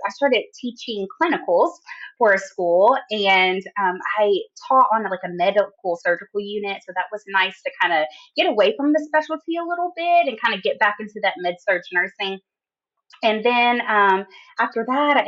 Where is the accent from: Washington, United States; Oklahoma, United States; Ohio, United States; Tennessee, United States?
Tennessee, United States; Jackson; I was born in Tennessee, Jackson, Tennessee, which is like a small town